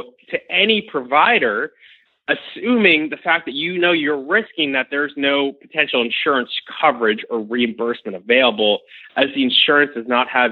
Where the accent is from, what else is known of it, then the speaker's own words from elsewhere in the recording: Florida, United States; I'm originally from Florida